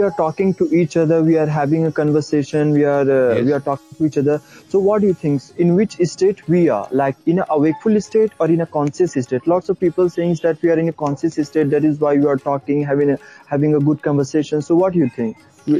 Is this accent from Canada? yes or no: no; Jharkhand, India; I'm from Jharkhand.